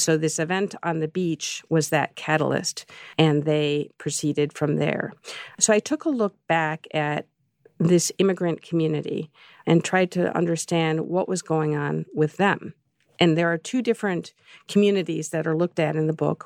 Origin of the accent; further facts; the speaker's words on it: Chicago, Illinois, United States; I grew up in Chicago